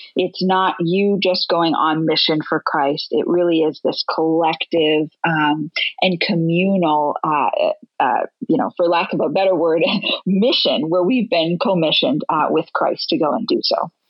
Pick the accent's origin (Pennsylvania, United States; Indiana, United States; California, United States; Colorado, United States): Pennsylvania, United States; Latrobe; moved away; my family still lives there, and my dad's the executive pastor at Charter Oak Church, and I grew up in that church